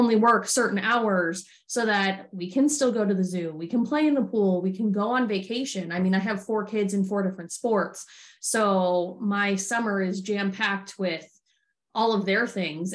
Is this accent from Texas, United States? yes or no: no; Arizona, United States; I'm from Arizona originally